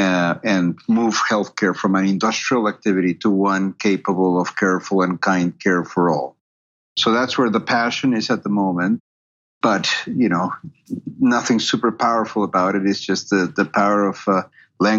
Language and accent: English; Peru; moved away as an adult; also born or lived in Canada; now in United States; I'm originally from Peru, and I went to medical school in Peru.